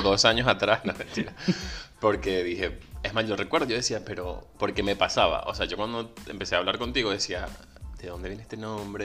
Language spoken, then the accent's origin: Spanish; Venezuela; moved away; Soy venezolano, emigrante